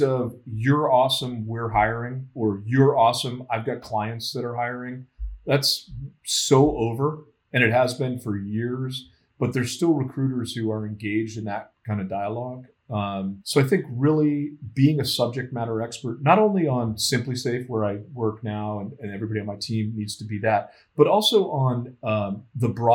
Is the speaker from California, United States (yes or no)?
no; Florida, United States; moved away as an adult; now in Boston, United States; I grew up in Florida